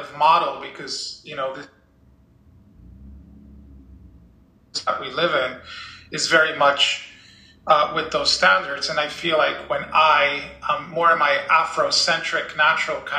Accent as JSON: {"language": "English", "country": "Dominican Republic", "tie": "born or raised there", "moved": "yes", "said": "I grew up in the Dominican Republic, where we wore uniforms"}